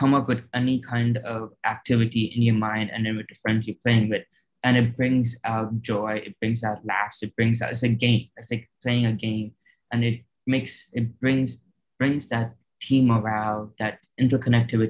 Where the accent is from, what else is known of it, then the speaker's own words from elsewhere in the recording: California, United States; also born or lived in Chicago, Illinois; We moved from Chicago to California